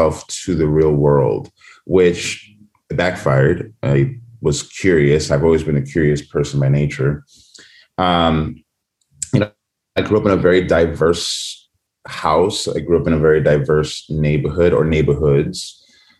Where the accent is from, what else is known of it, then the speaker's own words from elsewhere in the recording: New York City, New York, United States; also born or lived in Santo Domingo, Dominican Republic; I'm originally from New York City, born and raised. I was born in Harlem, but raised in the Bronx and Washington Heights.